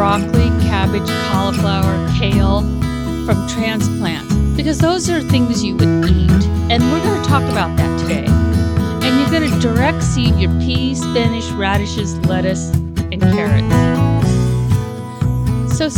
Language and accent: English; Woodland, California, United States; I grew up in Woodland, went to college, got a degree in agriculture